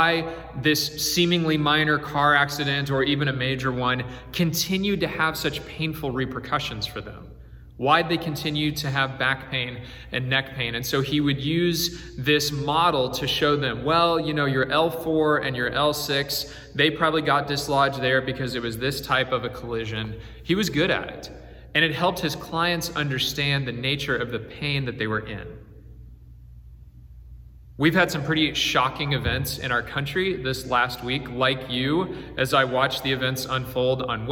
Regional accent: Houston, Texas, United States; I grew up in Houston

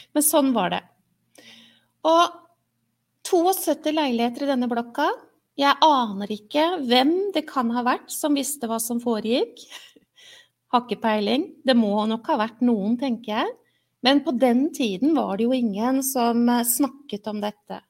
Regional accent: Oslo, Norway; jeg er oppvokst et sted i Oslo hvor det ikke gikk sånn med alle.

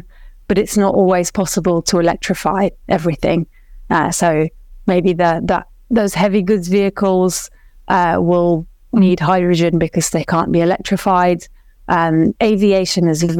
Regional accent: Iraq; moved away; I'm from Iraq originally

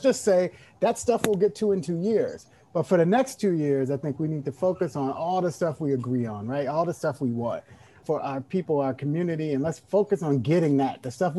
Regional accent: Oakland, California, United States; also born or lived in Alabama / East Texas; I came from Alabama. We moved to Texas. I lived in East Texas for a couple of years. Then we moved to Northern California. Where I went to high school in Oakland, went to El Cerrito High School

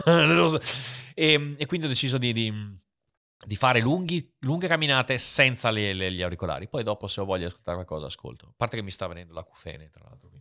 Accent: Italy; moved away as an adult; also born or lived in China; sono nato in Italia

